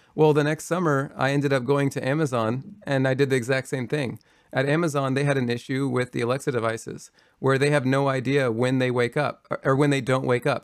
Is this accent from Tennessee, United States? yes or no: no; Kentucky, United States; moved away; I'm from rural Kentucky. Uh, I grew up in Kentucky